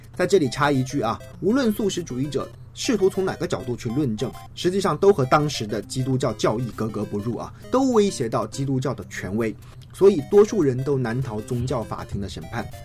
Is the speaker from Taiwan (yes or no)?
no; China; 至于说我们中国人呢